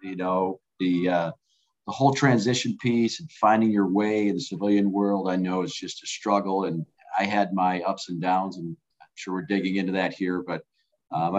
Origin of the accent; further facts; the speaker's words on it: Northern Michigan, United States; now in Pennsylvania, United States; I grew up in Northern Michigan. It's called up north now, but about 15 miles from Mackinac City.